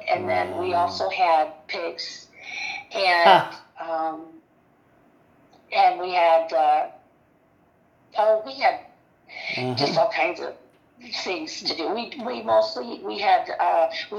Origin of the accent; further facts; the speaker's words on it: Athens, Michigan, United States; we were born and raised in Athens, Michigan.